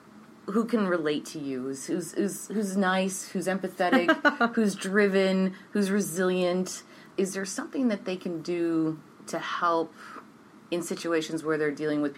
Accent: France; first language French; English is a second language; moved away; I come from France, and I shed the French language at first, and I wouldn't speak French, and I always told my mom, who was trying to talk to me in French, I don't want to speak that language.

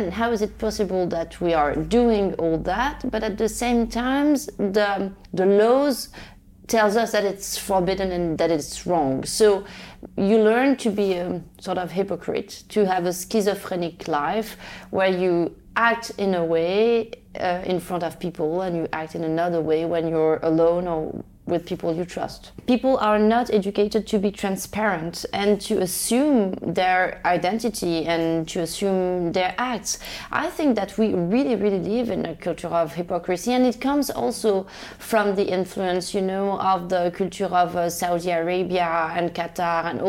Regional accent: Rabat, Rabat-Salé-Kénitra, Morocco; I grew up in Rabat, the capital of Morocco

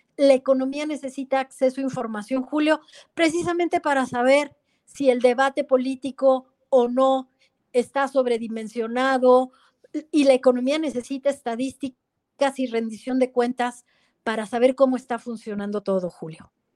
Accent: Mexico

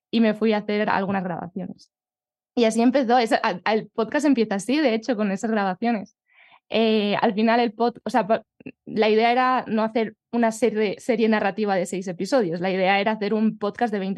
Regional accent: Collado Villalba, Community of Madrid, Spain; Pues mi pueblo es Villalba, en la Sierra de Madrid.

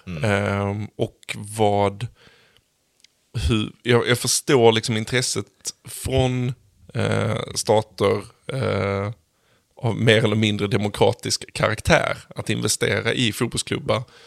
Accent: Sweden; som svensk

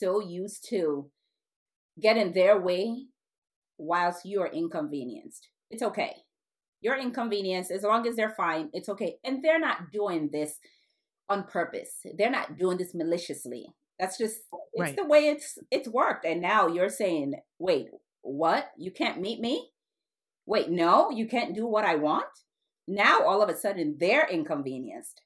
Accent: United States; My background is Nigeria. My parents are Nigerian. I was born in the United States

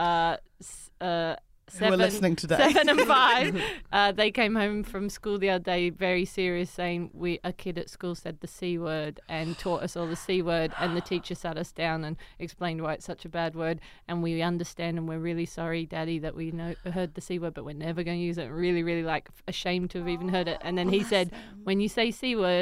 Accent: Newcastle, New South Wales, Australia; moved away; I grew up in Australia, Newcastle. Town just north

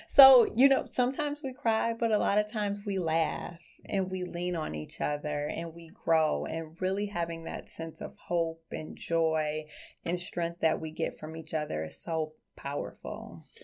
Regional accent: Detroit, Michigan, United States; I grew up in Southwest Detroit, um, a very small, close-knit community

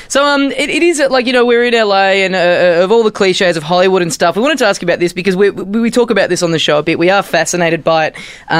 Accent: Australia

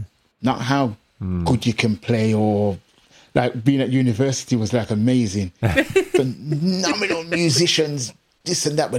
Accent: England, United Kingdom; You see, when I grew up being in England mostly, I could say, well, the racism, the prejudice and stuff here.

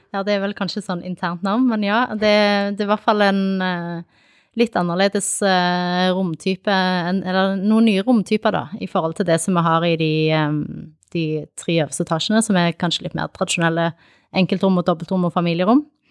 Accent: Kilsund, Agder, Norway; also born or lived in Sandnes / Arendal; now in Tromøy, Norway; Opprinnelig så er jeg fra Sandnes. Jeg flytta til Sørlandet da jeg var ni. Jeg eh, bodde i Kilsund egentlig i oppveksten

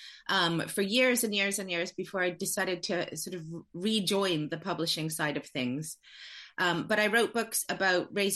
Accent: Canada; moved away as an adult; now in United Kingdom; I'm from Canada.

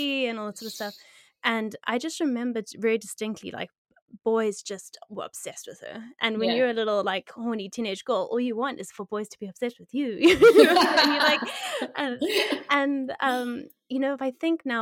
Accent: South Africa; I grew up in South Africa

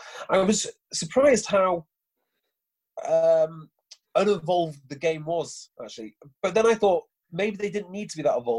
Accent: North Wales, United Kingdom; even though I'm not from the north as such, I'm Welsh, North Wales

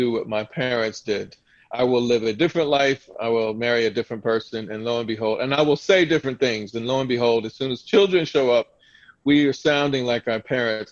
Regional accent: Southern Delaware, United States; my family growing up in Southern Delaware

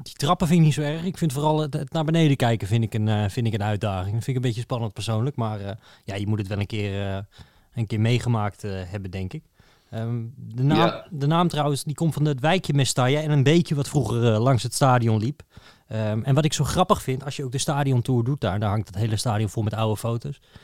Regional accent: Netherlands; als Nederlander

